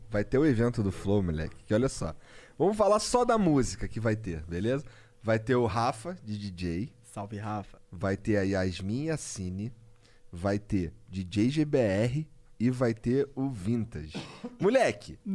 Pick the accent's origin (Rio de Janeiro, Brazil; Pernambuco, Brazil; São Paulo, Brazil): Rio de Janeiro, Brazil; eu sou carioca